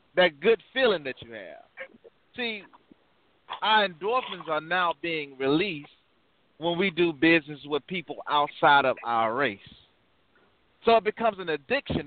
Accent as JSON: {"language": "English", "town": "Birmingham", "region": "Alabama", "country": "United States", "said": "I'm originally from Birmingham, Alabama"}